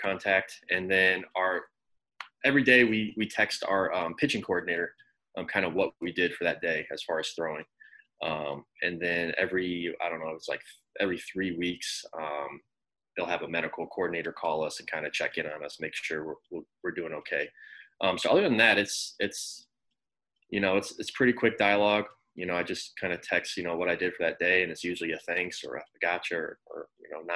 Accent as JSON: {"language": "English", "town": "Normal", "region": "Illinois", "country": "United States", "tie": "born or raised there", "also_born_or_lived": "Chicago, Illinois", "moved": "as an adult", "said": "So I was born and raised in Normal. Normal, Illinois is like right smack dab in the middle of Illinois."}